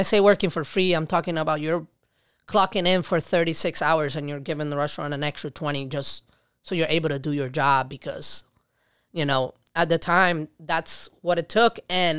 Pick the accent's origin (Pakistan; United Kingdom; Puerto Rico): Puerto Rico; now in Rochester, United States; I did not grow up in New York City. I grew up in Puerto Rico.